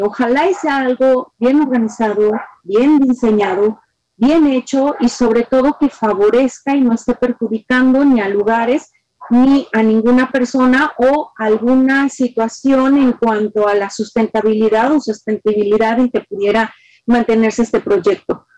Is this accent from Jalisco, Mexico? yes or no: yes; Guadalajara, Jalisco, Mexico; como tapatía